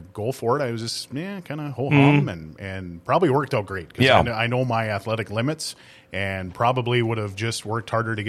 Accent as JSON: {"language": "English", "town": "Thief River Falls", "region": "Minnesota", "country": "United States", "tie": "born or raised there", "said": "First and foremost, my dad was one of the rink guys in Thief River for 40 years."}